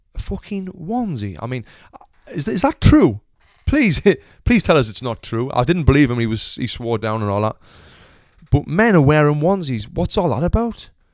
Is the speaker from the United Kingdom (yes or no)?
yes; Sunderland, North East England, United Kingdom; moved away as an adult; now in Los Angeles, United States; I was born in Sunderland, Royal Hospital. Lived there since forever until I was, like, twenty-six years old